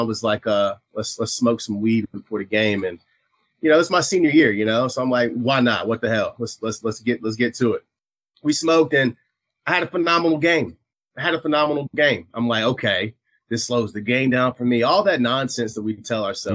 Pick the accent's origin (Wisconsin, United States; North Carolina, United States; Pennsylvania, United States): North Carolina, United States; eastern; I'm from East North Carolina